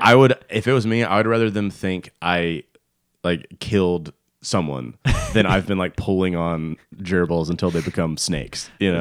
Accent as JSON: {"language": "English", "town": "Stone Mountain", "region": "Georgia", "country": "United States", "tie": "born or raised there", "said": "growing up in Stone Mountain"}